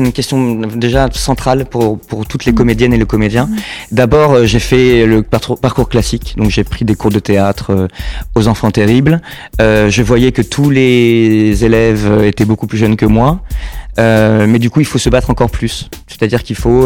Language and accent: French; Saint-Jean-d'Angély, Nouvelle-Aquitaine, France; moved away as an adult; also born or lived in La Rochelle / Malaga, Spain / United States / New Zealand; now in Paris, France; je suis né à Saint-Jean d'Angély et j'ai vécu aussi à La Rochelle pendant très longtemps